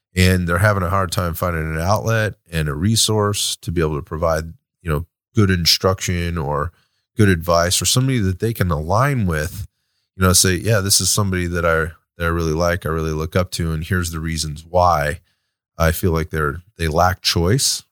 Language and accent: English; United States; as an American citizen, right, and as an American